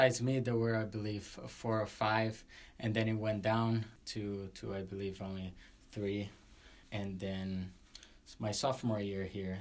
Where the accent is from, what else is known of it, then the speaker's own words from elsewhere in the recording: Brazil; moved away as an adult; I was from Brazil